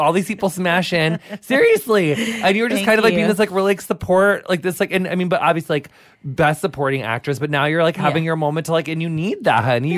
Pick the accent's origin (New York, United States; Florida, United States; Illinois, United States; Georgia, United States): Illinois, United States; Quincy; rural Illinois, like, I'm from, like, 5 hours southwest of Chicago, but my whole family's still in my hometown called Quincy.